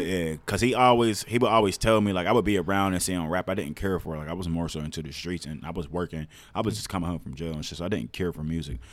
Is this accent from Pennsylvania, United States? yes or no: yes; Pittsburgh, Pennsylvania, United States; I grew up in North View Heights